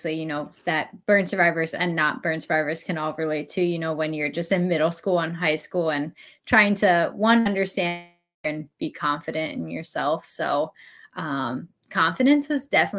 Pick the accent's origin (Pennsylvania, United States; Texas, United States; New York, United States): Pennsylvania, United States; now in the South, United States; I actually grew up in Pennsylvania